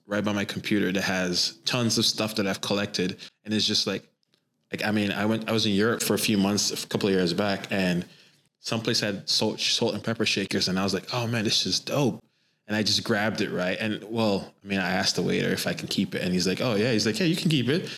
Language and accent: English; Trinidad & Tobago; I grew up in Trinidad and Tobago